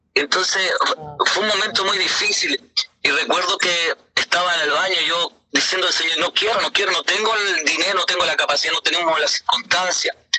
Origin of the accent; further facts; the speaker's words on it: Uruguay; moved away; also born or lived in Venezuela; decidimos irnos para Uruguay. ¿no? Que mi tierra natal.